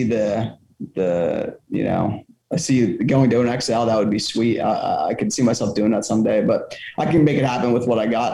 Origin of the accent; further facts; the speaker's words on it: Southeast Pennsylvania, United States; I'm from Southeast Pennsylvania